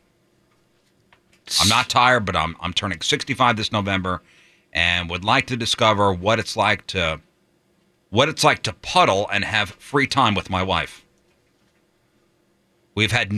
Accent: East Coast, United States; now in St. Louis, United States; growing up on the East Coast

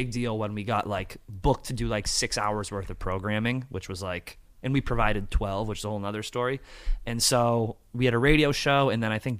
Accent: Massachusetts, United States; I am from Massachusetts

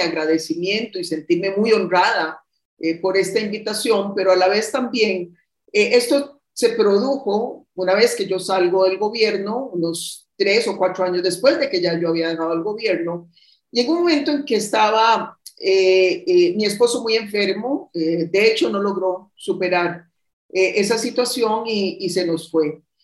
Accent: Costa Rica; estoy precisamente en mi país, donde tomé un descanso

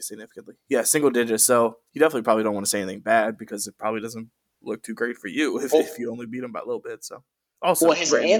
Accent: Maryland, United States; I'm from Maryland

